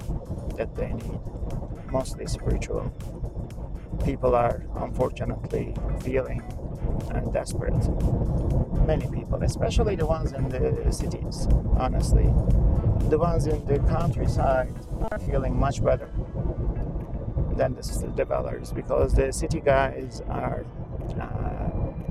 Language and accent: English; Canada; now in United States; I'm Canadian